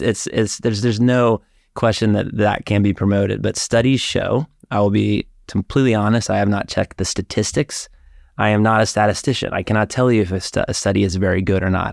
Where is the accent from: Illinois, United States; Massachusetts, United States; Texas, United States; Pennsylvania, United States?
Texas, United States; Dallas; moved away as an adult; also born or lived in Austin, Texas; growing up in Dallas, my brother